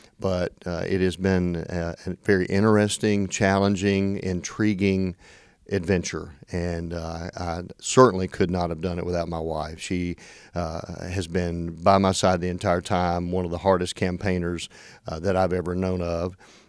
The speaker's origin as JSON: {"language": "English", "town": "Paris", "region": "Tennessee", "country": "United States", "tie": "born or raised there", "lives_now": "Jackson, United States", "said": "I am originally from Paris, Tennessee. That's where I grew up. I came to Union University in Jackson for my biology degree and ended up staying there."}